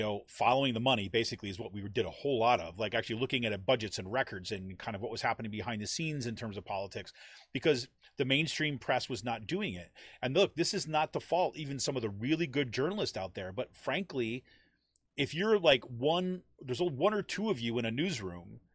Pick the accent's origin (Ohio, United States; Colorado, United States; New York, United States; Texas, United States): New York, United States; I grew up in New York State.